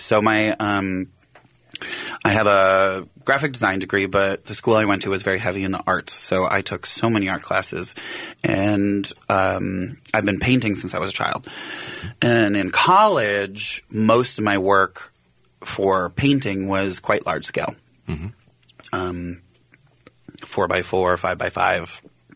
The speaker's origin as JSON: {"language": "English", "town": "Ridgeland", "region": "Wisconsin", "country": "United States", "said": "Originally Ridgeland, Wisconsin, which is a town of 260 people"}